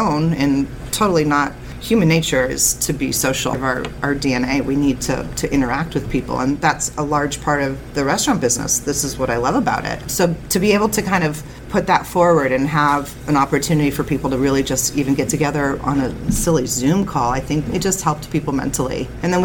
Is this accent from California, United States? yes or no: yes; Napa Valley, California, United States; moved away as an adult; also born or lived in San Francisco; now in San Anselmo, United States; I grew up in Napa Valley